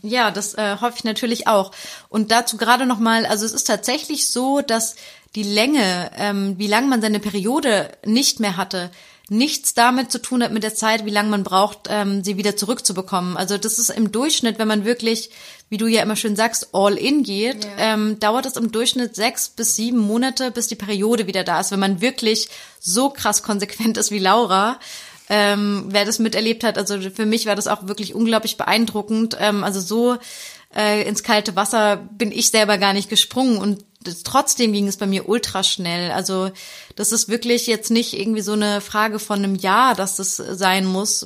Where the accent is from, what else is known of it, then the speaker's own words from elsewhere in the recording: Germany; bei uns in Deutschland